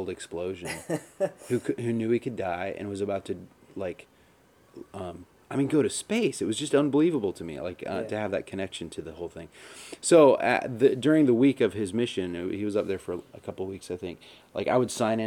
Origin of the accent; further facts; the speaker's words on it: Florida, United States; I grew up in Florida